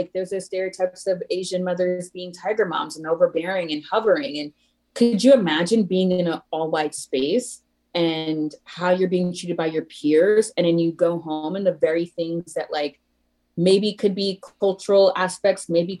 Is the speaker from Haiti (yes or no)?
yes; Haiti; born there; I was born in Haiti and having an immigrant childhood